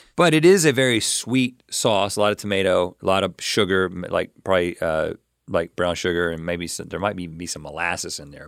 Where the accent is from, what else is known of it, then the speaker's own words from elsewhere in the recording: eastern North Carolina, United States; I'm from North Carolina, and I'm kind of from eastern North Carolina